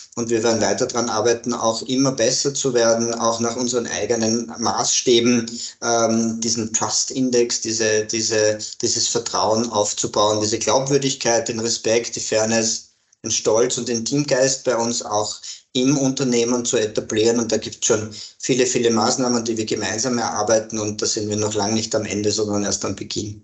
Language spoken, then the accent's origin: German; Graz, Styria, Austria; now in Vienna, Austria; ich bin ein, ein Grazer. Mhm. bin in Graz geboren, lebe aber schon sehr, sehr lange in Wien